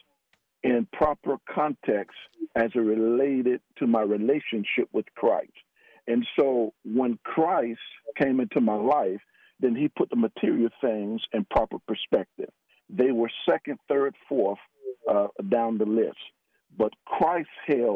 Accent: Miami, Florida, United States; moved away as an adult; also born or lived in West Virginia; now in Texas, United States; I'm a Floridian. I grew up in Miami, Florida

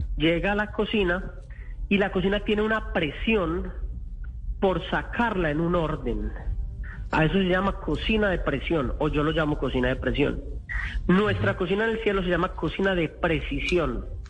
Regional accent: Colombia; now in Washington, United States; como colombianos

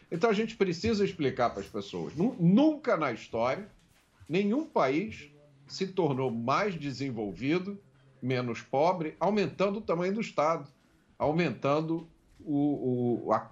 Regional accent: Salvador, Bahia, Brazil; Passei a minha infância, parte da minha infância, em Salvador. Durante a minha infância, eu não sabia o que era crime.

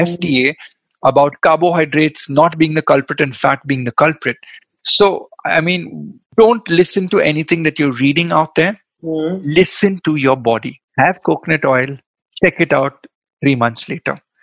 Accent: Goa, India; I'm from Goa. We love our um, coconut oil

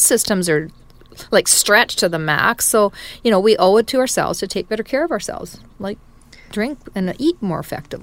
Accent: Canada; as a Canadian, we have such deep expertise in growing pulse

